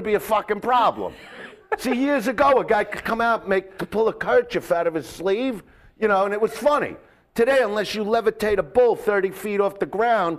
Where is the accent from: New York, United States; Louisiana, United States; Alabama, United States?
New York, United States; Brooklyn; now in Los Angeles, United States; I'm from Brooklyn